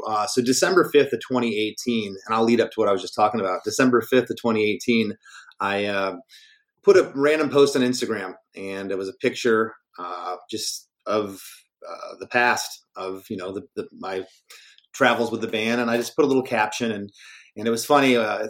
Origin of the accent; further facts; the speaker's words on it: Michigan, United States; born there; I was born in Michigan in 1973.